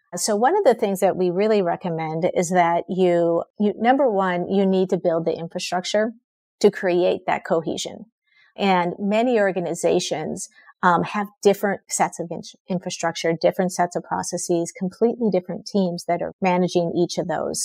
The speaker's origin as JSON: {"language": "English", "region": "Minnesota", "country": "United States", "tie": "born or raised there", "said": "I grew up in Minnesota"}